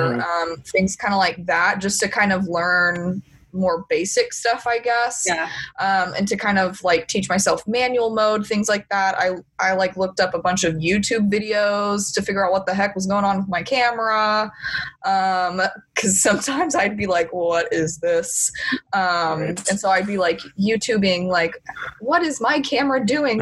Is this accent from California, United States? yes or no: no; Dallas, Texas, United States; now in College Station, United States; I'm originally from the Dallas area.